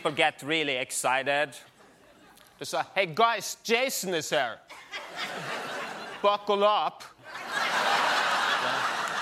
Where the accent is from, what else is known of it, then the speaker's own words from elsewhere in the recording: Norway; now in New York, United States; I'm from Norway